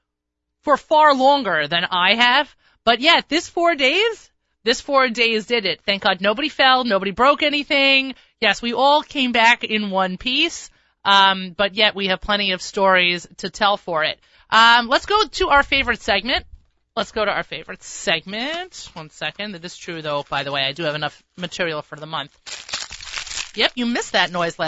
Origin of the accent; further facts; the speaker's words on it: New York, United States; I'm a New Yorker